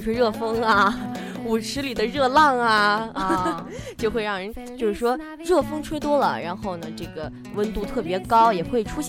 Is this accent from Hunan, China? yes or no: yes; Hunan, China; accent: Hunanese; 在我们湖南话